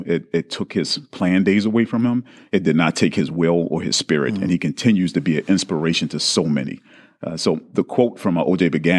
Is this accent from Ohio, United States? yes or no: no; Baltimore, Maryland, United States; I'm from Baltimore. I'm a huge Baltimore fan, Baltimore Ravens fan.